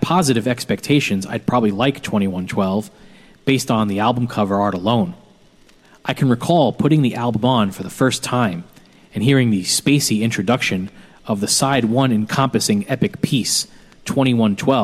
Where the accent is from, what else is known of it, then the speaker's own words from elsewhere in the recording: New York City, New York, United States; our house where I grew up in Bensonhurst, Brooklyn